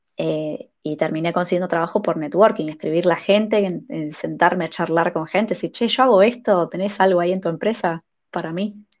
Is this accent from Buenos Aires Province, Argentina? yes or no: yes; Mar del Plata, Buenos Aires Province, Argentina; moved away as an adult; now in Finland; soy de Mar del Plata, una ciudad de Argentina que está en la playa. Es como la ciudad más grande, destino turístico de playa del país. Así que crecí en, un clima de verano